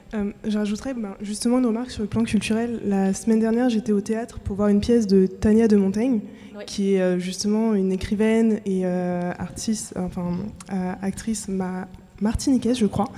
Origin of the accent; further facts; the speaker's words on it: France; also born or lived in French Antilles; je suis des Antilles, mais j'ai grandi en métropole.